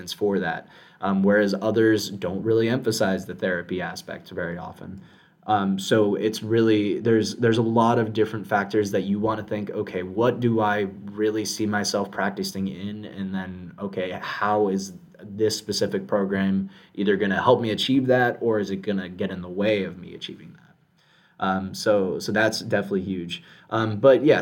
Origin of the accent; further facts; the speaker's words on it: South Florida, United States; I'm born and raised in South Florida